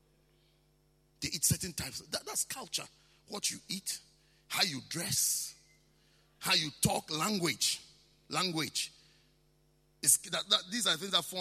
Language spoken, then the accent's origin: English; Ghana; I'm a Ghanaian